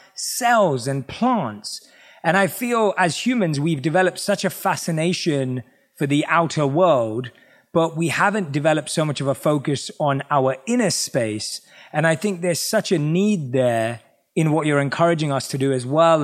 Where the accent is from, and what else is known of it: London, United Kingdom; born or raised there